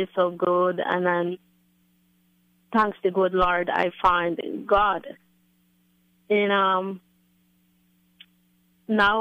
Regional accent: Belize; moved away as an adult; now in Maryland, United States; I'm from Belize, Caribbean. But I working here for 12 years in Maryland

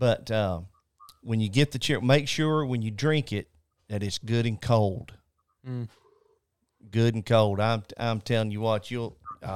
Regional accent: North Carolina, United States; I'm originally from North Carolina. I'm just a mountain boy from North.

